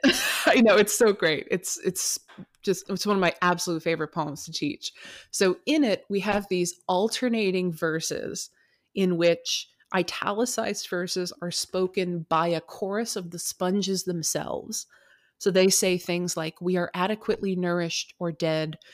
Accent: United States; also born or lived in California / Puget Sound, Washington; I grew up on the West Coast in California and here in Puget Sound near Seattle

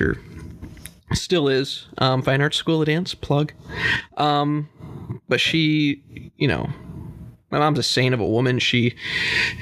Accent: DeWitt, Michigan, United States; I grew up in DeWitt, Michigan. It's a small town just north of Lansing.

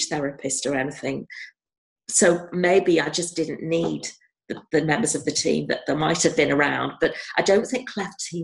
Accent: North West England, United Kingdom; I was brought up very near Alder Hey Hospital, and Alder Hey is where I had the surgeries as a child.

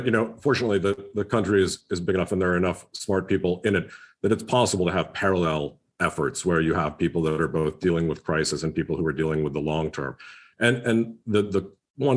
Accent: United States; as someone who's, you know, living and working in the United States, as an American

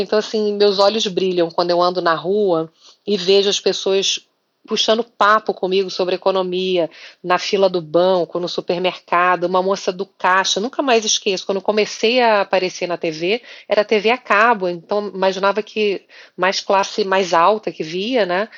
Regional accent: Rio de Janeiro, Brazil; eu sou carioca

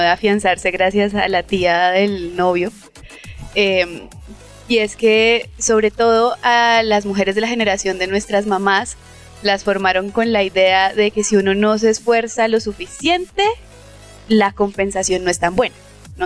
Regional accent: Cúcuta, Norte de Santander, Colombia; also born or lived in Cartagena; yo soy de Cúcuta

